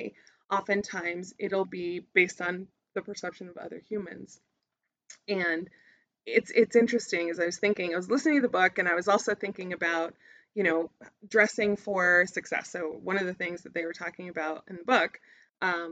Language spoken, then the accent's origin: English; United States; I would normally be pegged as an American or a tourist whenever I was in anywhere new.